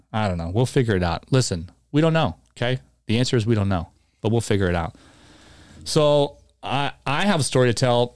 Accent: Tucson, Arizona, United States; also born or lived in Chandler, Arizona; when I moved from Tucson to Chandler

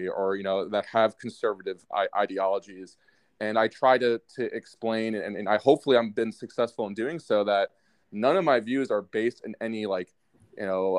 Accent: New York, United States; as a New Yorker

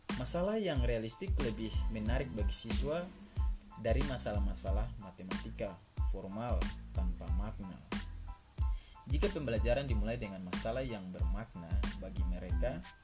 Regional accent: Seram Island, Maluku, Indonesia; moved away; also born or lived in Java; di tempat tinggal saya yaitu di kampung saya di Maluku Pulau Seram desa Norway

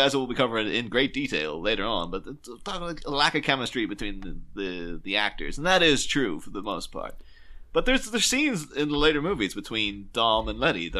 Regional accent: Ireland; now in England; I should clarify this. Like, I am not from England.

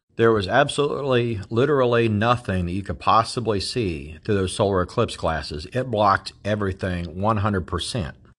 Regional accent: Ohio, United States; I grew up in the Appalachian foothills of southeastern Ohio.

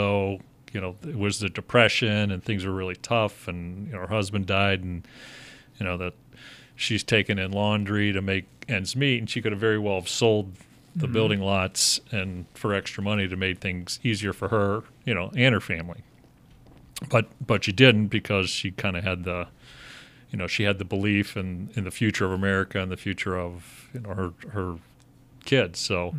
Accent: Pittsburgh, Pennsylvania, United States; born there; now in Chicago, United States; So, you know, back on the story, so my how I ended up in Chicago from Pittsburgh, I was born in Pittsburgh

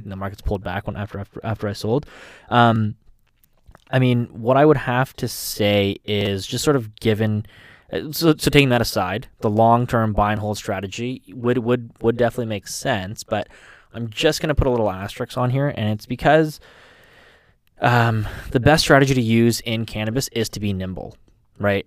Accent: Canada; as a Canadian

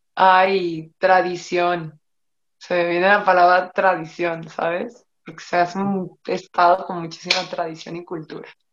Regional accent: Mexico; Yo me siento muy orgullosa de ser mexicana

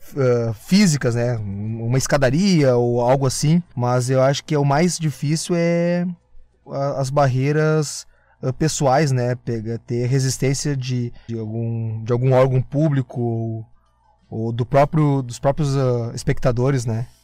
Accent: Gravataí, Rio Grande do Sul, Brazil; eu sou de Gravataí

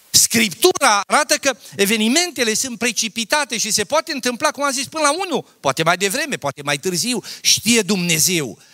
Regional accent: a village near Mărginimea Sibiului, Sibiu County, Romania; Eu am copilărit la țară. Tata a fost fierar.

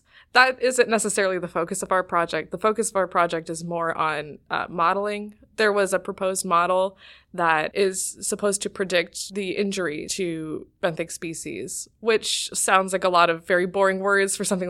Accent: Cleveland, Ohio, United States; I'm from Cleveland, Ohio.

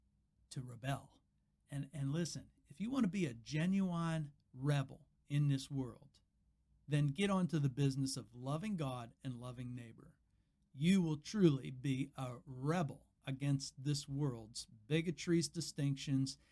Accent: United States; I'm an American

